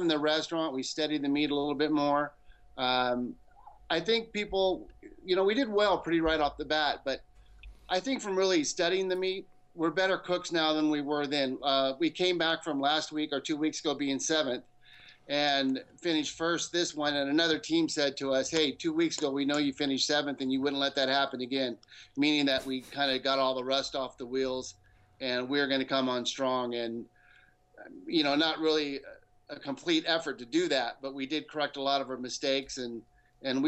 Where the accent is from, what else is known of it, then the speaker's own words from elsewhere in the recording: California, United States; moved away as an adult; now in Utah, United States; we're two surfers from California